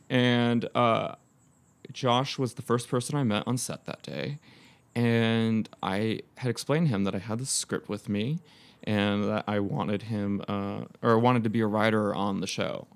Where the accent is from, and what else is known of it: Temecula, California, United States; born or raised there; moved away as an adult; also born or lived in Fountain Valley, California / Los Angeles